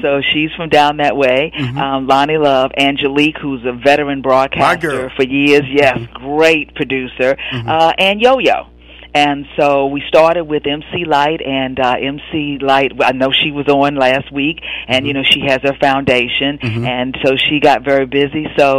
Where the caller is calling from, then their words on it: Washington, District of Columbia, United States; I'm calling in from Washington, D.C.